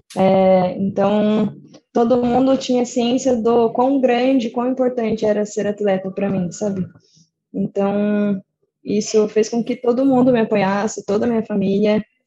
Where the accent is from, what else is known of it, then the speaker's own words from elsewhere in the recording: São Paulo, Brazil; eu sou de São Paulo, mas toda a minha família é de Socorro